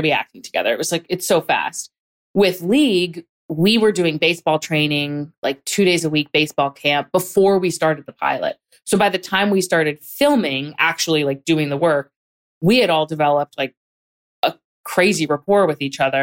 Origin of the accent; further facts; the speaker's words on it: Hatboro, Pennsylvania, United States; I grew up in a pretty small town. It was a small town surrounded by other towns, so it's not like it was remote or anything. It was definitely small town vibes, called Hatboro